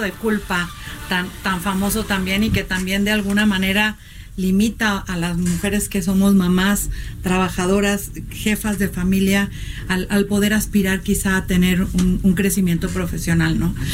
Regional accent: Monterrey, Nuevo León, Mexico; siendo regiomontana de provincia

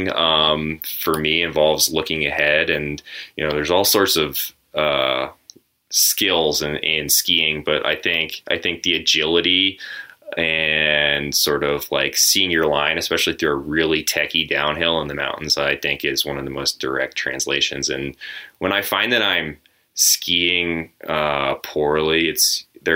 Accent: New England, United States; now in Colorado, United States; I grew up in the Northeast area, the New England area

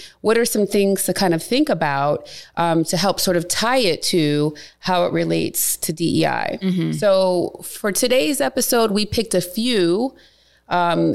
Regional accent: Cleveland, Ohio, United States; moved away; Cleveland, my hometown

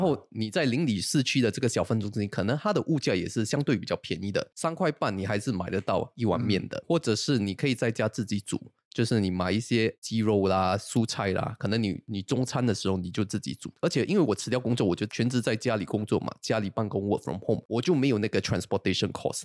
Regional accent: Singapore; 我一个新加坡人的角度

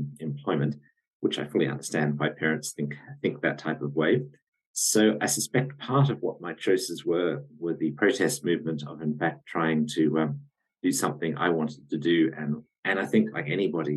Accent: Australia; I'm Australian by origin.

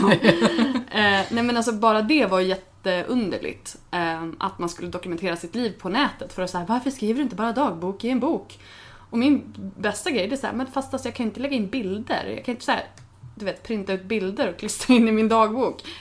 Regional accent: Örnsköldsvik, Västernorrland County, Sweden; moved away as an adult; Alltså jag började blogga när jag flyttade från Övik. Um, alltså jag flyttade från Övik, det här var hösten 2001. Jag hade precis fyllt, eller jag fyllde 21 på våren. Hade slutat min utbildning, eh, var ganska trött på Övik.

